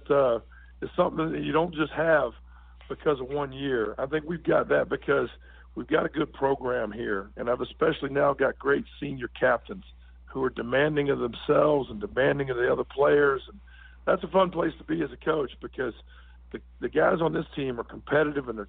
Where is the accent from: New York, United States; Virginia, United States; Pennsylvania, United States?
Virginia, United States; now in Irvine, United States; I grew up in Virginia